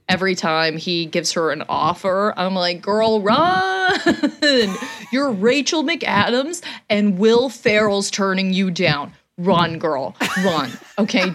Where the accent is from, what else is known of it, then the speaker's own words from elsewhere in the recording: Canada; as a Canadian